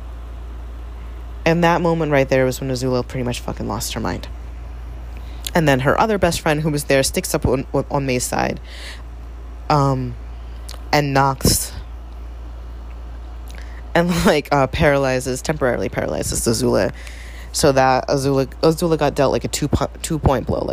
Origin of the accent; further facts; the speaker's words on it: New York City, New York, United States; moved away; I am originally from the Bronx